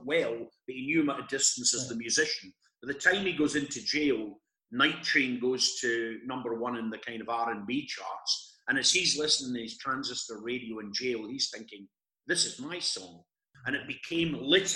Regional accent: Scotland, United Kingdom; as a young boy growing up in Scotland

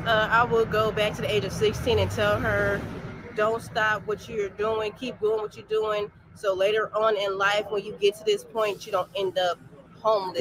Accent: Las Vegas, Nevada, United States; moved away as an adult; also born or lived in Reno, Nevada; now in Atlanta, United States; I'm from Las Vegas, born and raised

